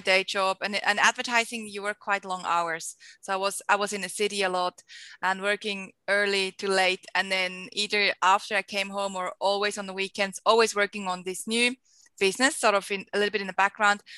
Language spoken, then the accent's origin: English; Switzerland; moved away as an adult; also born or lived in Costa Rica / Geneva, Switzerland; now in Sydney, Australia; I am a Swiss Australian, hence my very big accent. So I grew up in Switzerland, lived there for 23 years